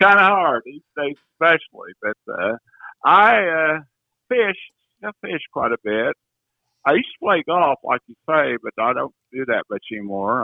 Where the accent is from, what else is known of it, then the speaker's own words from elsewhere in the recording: Omaha, Illinois, United States; I grew up near Omaha, Illinois. That's about an hour west of Evansville, in Illinois, the county that, that joins Indiana